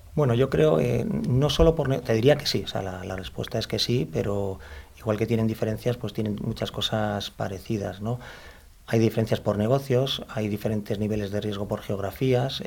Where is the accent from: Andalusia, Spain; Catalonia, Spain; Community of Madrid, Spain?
Community of Madrid, Spain; Madrid; soy madrileño de nacimiento, o sea que soy, aunque tengo mis orígenes en Andalucía, por los cuatro costados, pero soy madrileño, madrileño